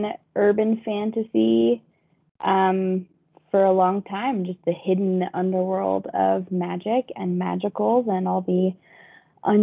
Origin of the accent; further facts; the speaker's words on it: Denver, Colorado, United States; also born or lived in Golden, Colorado; I am from Denver, Colorado. I spent quite a lot of time in Golden, Colorado